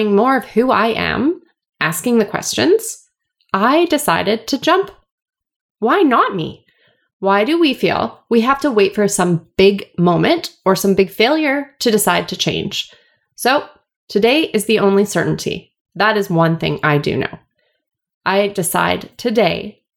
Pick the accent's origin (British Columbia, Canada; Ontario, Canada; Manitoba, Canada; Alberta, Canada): British Columbia, Canada; Vancouver; I am from Vancouver, born and raised